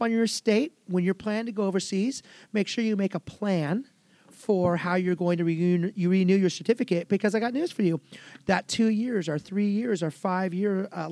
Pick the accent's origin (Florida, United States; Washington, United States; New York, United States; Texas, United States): Washington, United States; moved away as an adult; my home state, which is Washington State